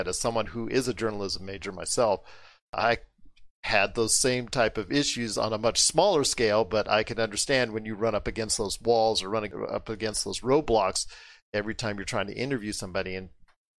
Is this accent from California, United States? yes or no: yes; Inglewood, California, United States; I was born in Inglewood, California, a block away from the Forum